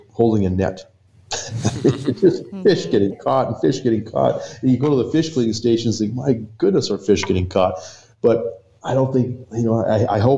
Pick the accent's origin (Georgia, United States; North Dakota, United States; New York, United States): North Dakota, United States; Western; growing up in Western North Dakota, we were so isolated from everything